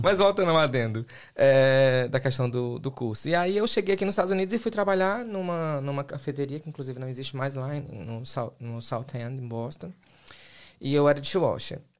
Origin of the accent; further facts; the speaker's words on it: Fortaleza, Ceará / Maranhão, Brazil; moved away as an adult; also born or lived in Massachusetts; now in United States; minha mãe era professora, meu pai era caminhoneiro, lá em Fortaleza, e fui criado no Maranhão